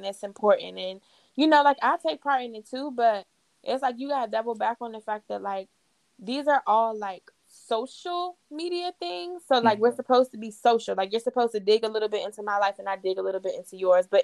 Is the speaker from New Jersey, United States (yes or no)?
no; Waldorf, Maryland, United States; moved away as an adult; now in Charlotte, United States; I grew up in Waldorf with Rashad.